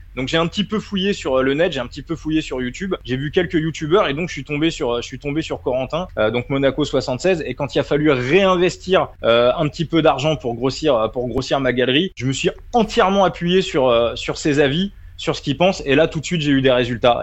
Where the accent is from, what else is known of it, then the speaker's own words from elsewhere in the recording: Saint-Germain-en-Laye, Île-de-France, France; Je suis né à Saint-Germain-en-Laye, juste à côté du camp des loges. Voilà, j'ai vécu, j'ai grandi à côté.